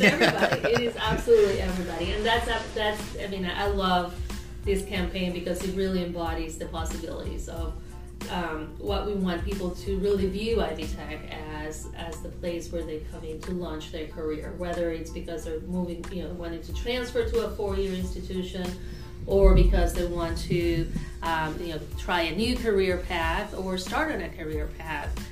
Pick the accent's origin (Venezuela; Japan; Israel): Venezuela; Caracas, Capital District; moved away as an adult; now in Evansville, United States; I am originally from Caracas, Venezuela